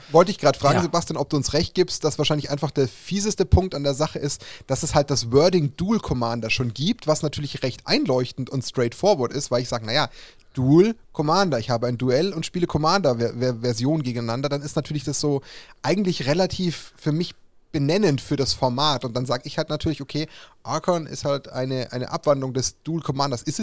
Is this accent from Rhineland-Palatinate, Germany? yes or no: no; Bavaria, Germany; wenn man jetzt als Bayer sagt, aus weiter Ferne ist fast schon unverschämt, aber ganz ums Eck ist er nicht.